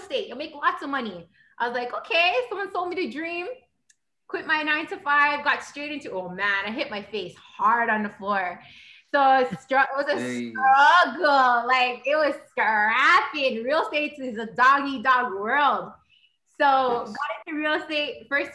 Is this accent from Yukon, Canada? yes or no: no; Toronto, Ontario, Canada; I'm from Toronto. You know, grew up in a bad neighborhood